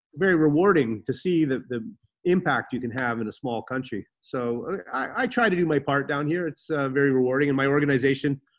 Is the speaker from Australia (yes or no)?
no; Canada; moved away as an adult; also born or lived in Antigua; now in Antigua and Barbuda; I used to watch a lot of sports growing up in Canada.